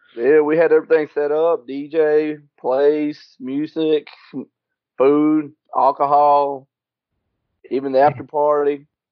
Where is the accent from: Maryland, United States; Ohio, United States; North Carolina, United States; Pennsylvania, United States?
North Carolina, United States; Salisbury; also born or lived in Mexico City, Mexico / Dallas, Texas; my family moved to Salisbury, North Carolina, and I've been there